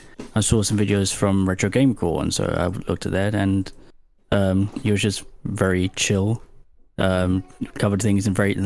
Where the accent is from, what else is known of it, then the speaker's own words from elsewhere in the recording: United Kingdom; I'm British, in case you hadn't realized.